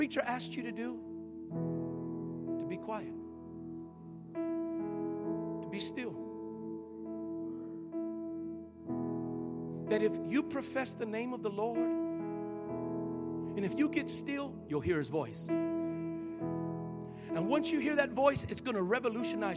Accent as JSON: {"language": "English", "region": "Colorado", "country": "United States", "tie": "born or raised there", "said": "I'm born and raised in Colorado"}